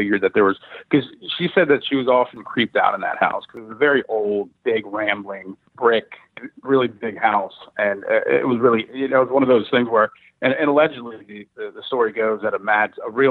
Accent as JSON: {"language": "English", "town": "Falls Church", "region": "Virginia", "country": "United States", "tie": "born or raised there", "said": "My house growing up in Virginia, I had moved to Falls Church, Virginia at this point"}